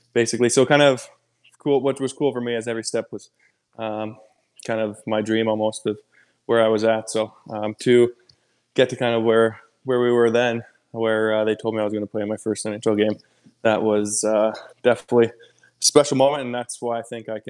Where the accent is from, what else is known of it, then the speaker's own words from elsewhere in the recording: Edmonton, Alberta, Canada; moved away; Fort McMurray was 4 hours north of my hometown